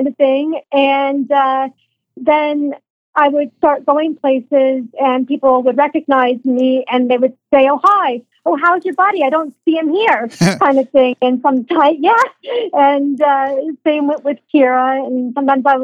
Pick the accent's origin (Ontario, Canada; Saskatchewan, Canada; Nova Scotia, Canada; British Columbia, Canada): Ontario, Canada; Aurora; now in Newmarket, Canada; I grew up in Aurora, again, right next door